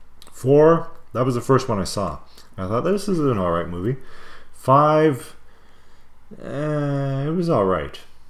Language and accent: English; Canada; I love being a Canadian.